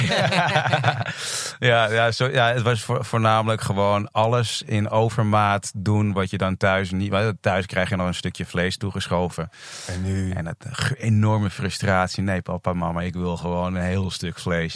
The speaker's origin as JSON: {"language": "Dutch", "country": "Netherlands", "tie": "born or raised there", "also_born_or_lived": "Indonesia", "said": "Drie maanden eh, was ik toen ik naar Nederland kwam"}